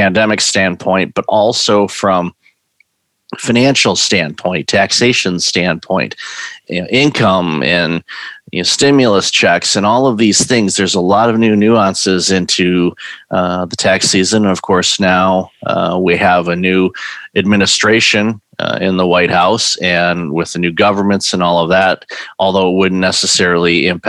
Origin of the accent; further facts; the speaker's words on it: Detroit, Michigan, United States; growing up in the Detroit area